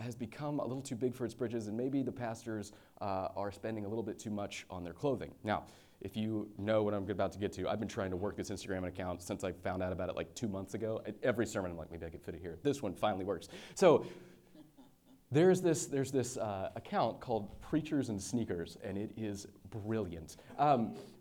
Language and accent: English; San Francisco, California, United States; moved away; my hometown of San Francisco